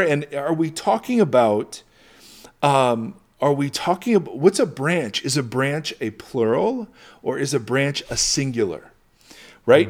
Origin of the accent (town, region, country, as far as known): United States